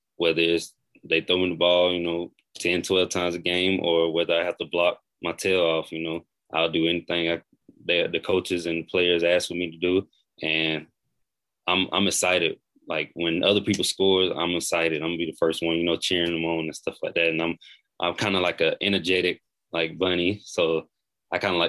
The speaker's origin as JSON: {"language": "English", "town": "Greenwood", "region": "South Carolina", "country": "United States", "said": "It's back in my home state because I'm from South Carolina, Greenwood."}